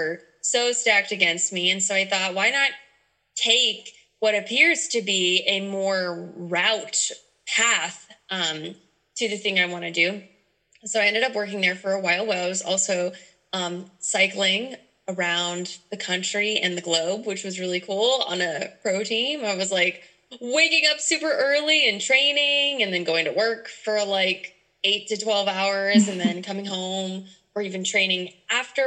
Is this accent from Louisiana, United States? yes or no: yes; Louisiana, United States; moved away; my home state, Louisiana